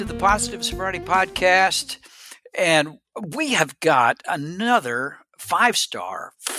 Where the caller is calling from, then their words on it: Tennessee, United States; Now we're kind of slowly making our way back home. I'm joining you from East Tennessee.